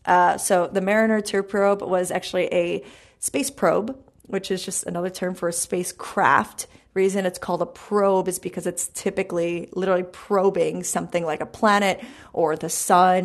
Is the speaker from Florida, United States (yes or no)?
no; New York City, New York, United States; I'm from Brooklyn